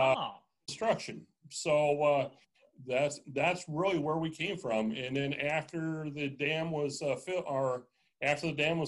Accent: Kansas, United States; also born or lived in Seattle, United States; I am a carpetbagger. I grew up in Kansas, have lived all over the United States, and most recently, when I came here, I was north of Seattle, Washington.

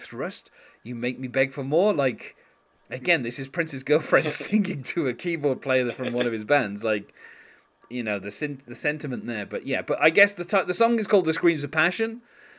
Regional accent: United Kingdom; as a Brit, that's what I'm used to hearing

